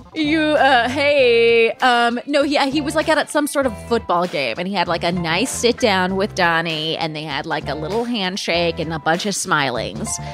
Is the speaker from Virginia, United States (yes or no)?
no; Palm Springs, California, United States; moved away; I am joining you guys from my hometown of Palm Springs, California